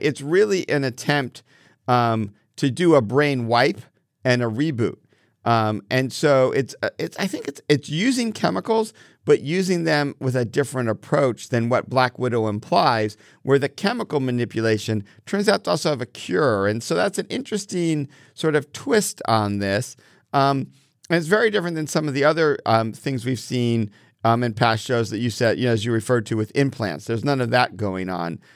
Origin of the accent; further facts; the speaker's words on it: Connecticut, United States; I grew up in Connecticut catching fireflies in jars